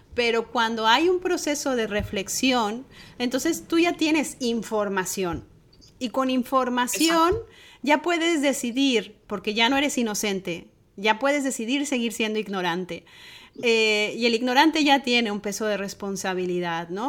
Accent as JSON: {"language": "Spanish", "country": "Mexico", "said": "mi tierra, la cocina mexicana"}